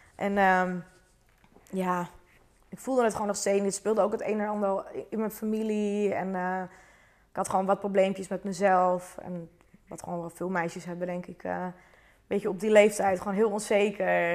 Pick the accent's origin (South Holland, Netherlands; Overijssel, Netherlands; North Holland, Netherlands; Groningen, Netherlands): North Holland, Netherlands; Zuidoost-Beemster; Ik kom uit Zuidoost-Beemster. Dat ligt naast Purmerend.